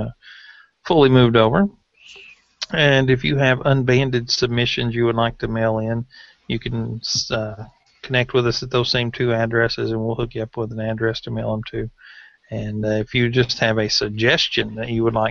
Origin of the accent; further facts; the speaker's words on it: Tennessee, United States; I'm from Tennessee.